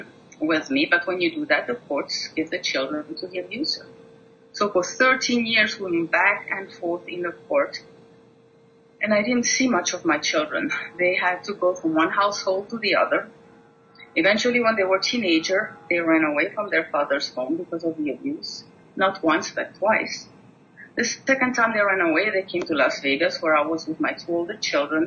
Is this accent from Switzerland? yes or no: yes; Switzerland; moved away; I was born and raised in Switzerland